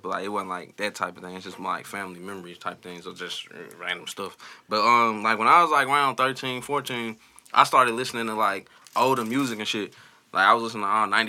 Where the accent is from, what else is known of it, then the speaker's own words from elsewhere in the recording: New York, United States; I'm from New York